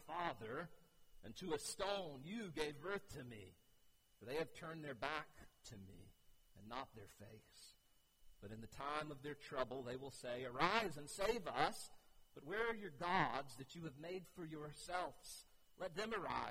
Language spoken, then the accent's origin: English; United States; I grew up on Crystal Lake